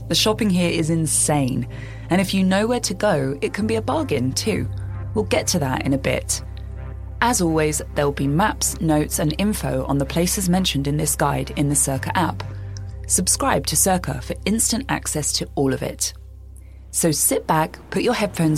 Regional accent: London, United Kingdom; My hometown is quite the paradox. It's a place where skyscrapers tower over 1,000-year-old farmers markets

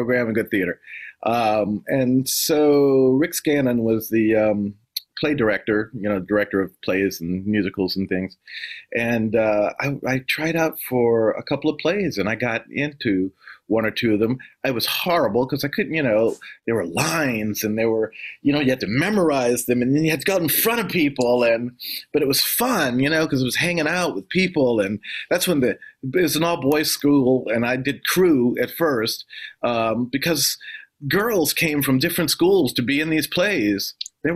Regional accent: Washington, District of Columbia, United States; moved away as an adult; also born or lived in New York City; now in Boston, United States; Washington, D.C., yeah, that's my hometown. I was born and raised

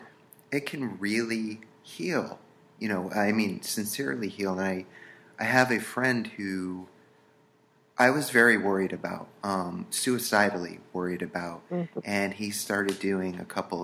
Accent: Damariscotta, Maine, United States; moved away; I'm actually from Maine

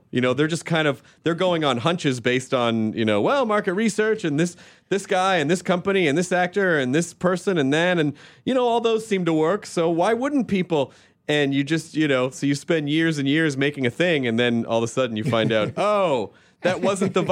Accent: Memphis, Tennessee, United States; I'm from Memphis, mm-hmm. so I tease the Arkansas.

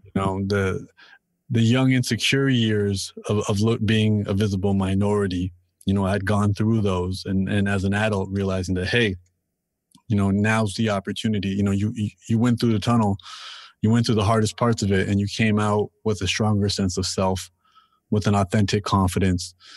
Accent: Toronto, Ontario, Canada; I'm, I'm from Toronto and I'm born and raised here

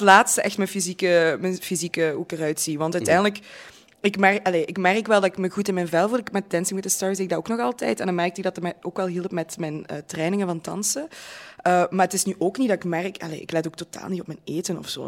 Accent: Limburg, Belgium; accent: Limburgish; mijn accent

